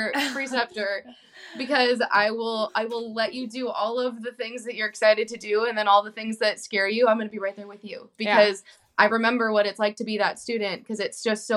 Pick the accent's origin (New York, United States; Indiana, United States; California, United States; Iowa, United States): California, United States; I was born and raised in California too